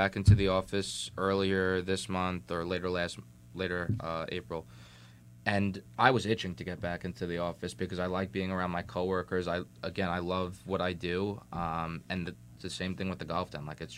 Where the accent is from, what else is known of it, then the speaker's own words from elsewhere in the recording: New York City, New York, United States; So I'm new to Jersey. Mm-hmm. As I mentioned earlier, I'm from Staten Island.